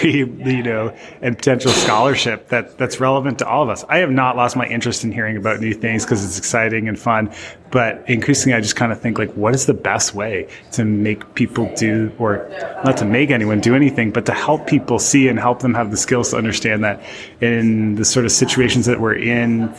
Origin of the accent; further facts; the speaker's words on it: Canada; accent: Canadian; moved away as an adult; also born or lived in Montreal / Providence; now in Portland, United States; I am secretly Canadian and can drift back into that accent if I need